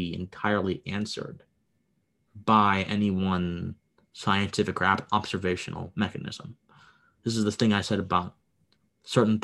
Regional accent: Harrisburg, Pennsylvania, United States; now in Georgia, United States; I was born in Pennsylvania. Okay. I was raised there nice. I was raised there for a good portion of my life. I moved to Georgia. I was at Harrisburg, actually the capital. I was born there

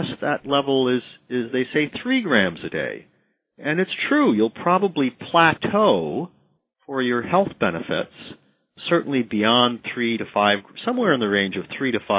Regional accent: Midwest, United States; I'm from the Midwest.

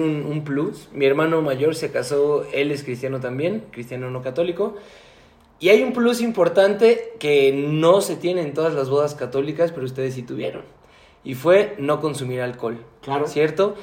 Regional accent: Mexico; Yo como mexicano

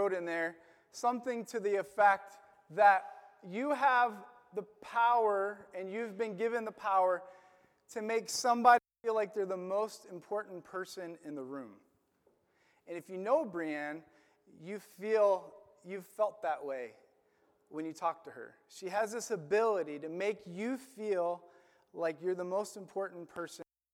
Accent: Illinois, United States; moved away; also born or lived in Florida; I grew up in my hometown in Illinois

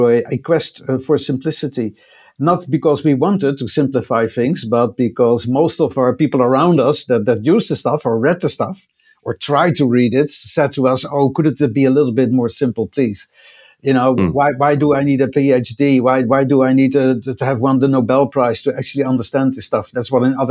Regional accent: Netherlands; accent: Dutch; I'm doing this broadcast from the Netherlands, as you can probably tell by my accent, which I wouldn't be able to hide.

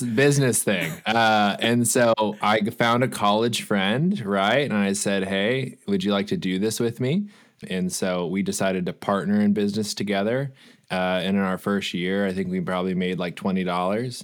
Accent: Los Angeles, California, United States; I grew up for, I did thirty years in Los Angeles

